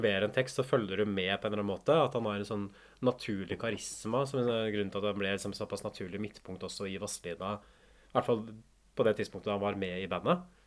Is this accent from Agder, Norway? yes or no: no; Hamar, Innlandet, Norway; moved away; jeg kommer jo fra Hamar sånn opprinnelig